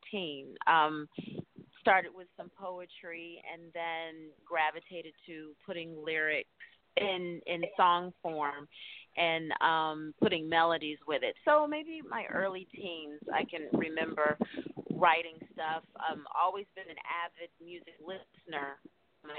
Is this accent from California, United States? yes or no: no; Greensboro, North Carolina, United States; also born or lived in Atlanta, Georgia; now in New York, United States; I'm originally from Greensboro, North Carolina